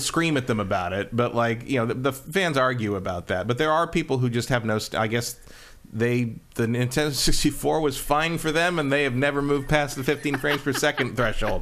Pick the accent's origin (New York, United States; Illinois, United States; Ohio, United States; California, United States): California, United States; as a Californian